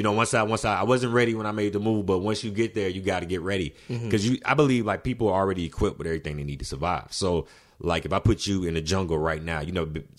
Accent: Alabama, United States; I figured, you know, I was coming from Alabama, so I'm like, let me do like a medium sized city, then let me jump to like the biggest city, like in LA.

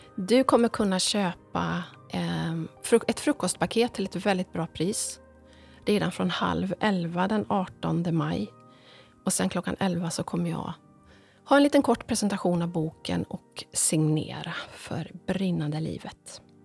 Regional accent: Ulricehamn, Västra Götaland, Sweden; när jag var liten så växte jag upp med farmor Emmy och mostrarna

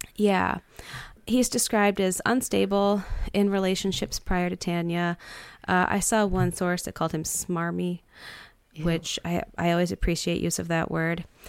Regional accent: Detroit, Michigan, United States; growing up in Detroit

